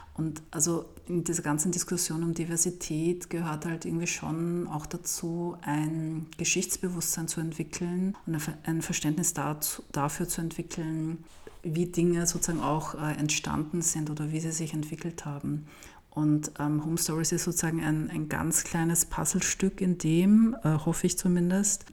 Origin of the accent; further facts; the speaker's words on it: Vienna, Austria; aus Wien